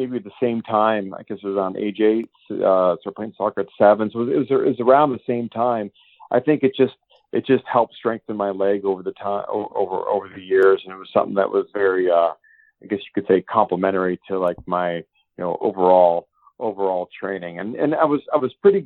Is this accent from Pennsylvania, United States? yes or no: yes; Erie, Pennsylvania, United States; I grew up in Erie, Pennsylvania, where sports is king